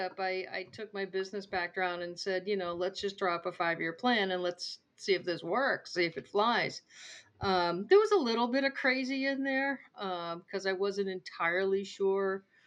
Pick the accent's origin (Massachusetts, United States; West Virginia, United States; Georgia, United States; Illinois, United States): Massachusetts, United States; moved away as an adult; also born or lived in Wyoming; would actually travel to Massachusetts and they would stay in my hometown